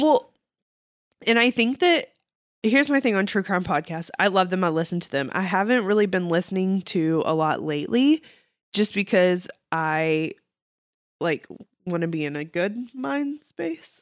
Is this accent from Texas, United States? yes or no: yes; Texas, United States; being a Texan